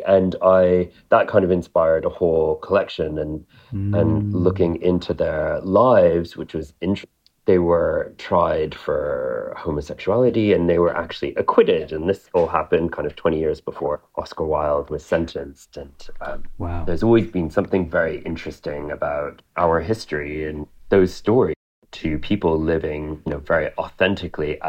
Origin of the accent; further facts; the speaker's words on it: Montreal, Quebec, Canada; now in London, United Kingdom; I was born in Montreal. So I was born in downtown Montreal